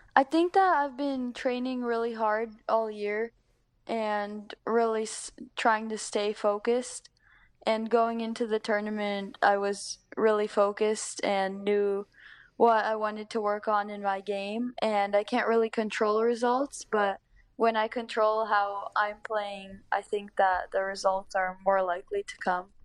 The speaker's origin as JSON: {"language": "English", "region": "Northern California", "country": "United States", "tie": "born or raised there", "said": "I've grown up here for my whole life"}